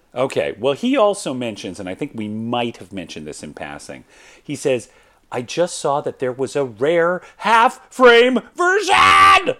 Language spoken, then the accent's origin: English; Atlanta, Georgia, United States; moved away as an adult; I come from Atlanta, Georgia.